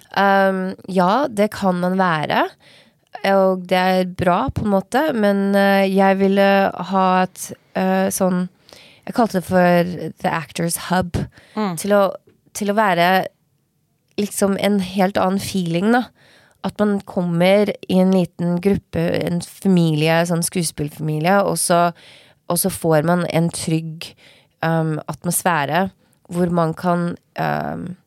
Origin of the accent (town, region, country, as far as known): Norway; moved away; also born or lived in Los Angeles, United States / Oslo, Norway